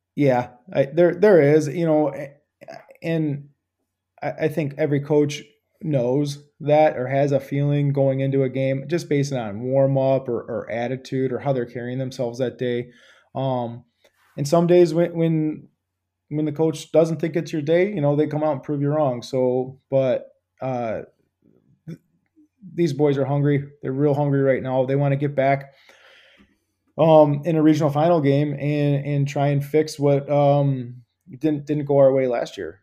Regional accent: Clawson, Michigan, United States; I grew up in Clawson. I was, lived there for about twenty, twenty plus years.

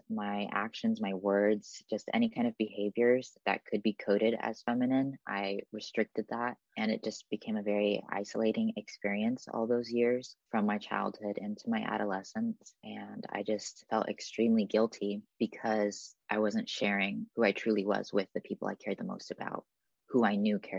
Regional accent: Newark, California, United States; lived in my hometown of Newark, California

